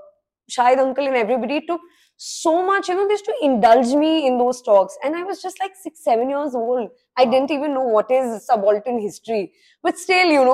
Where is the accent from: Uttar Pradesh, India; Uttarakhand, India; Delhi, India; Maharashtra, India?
Uttarakhand, India; Ranikhet; I grew up in Ranikhet